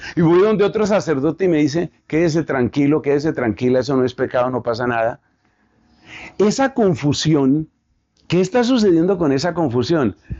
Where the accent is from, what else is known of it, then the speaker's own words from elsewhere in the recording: Colombia; aquí en mi país, en Colombia